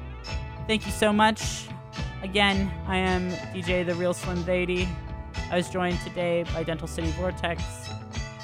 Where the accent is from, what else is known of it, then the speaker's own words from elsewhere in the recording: Oakland, California, United States; We were raised in Oakland